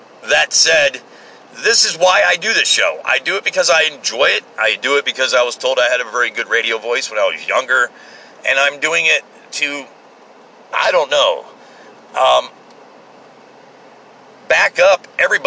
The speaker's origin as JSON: {"language": "English", "country": "United States", "said": "I'm just a blue-collar, hard-working American"}